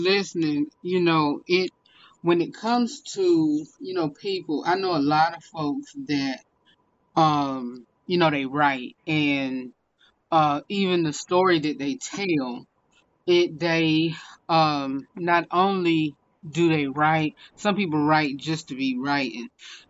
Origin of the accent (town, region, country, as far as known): Salisbury, North Carolina, United States; born or raised there